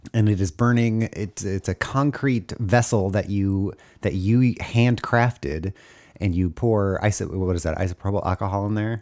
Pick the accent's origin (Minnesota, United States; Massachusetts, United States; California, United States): California, United States; Los Angeles; growing up in Los Angeles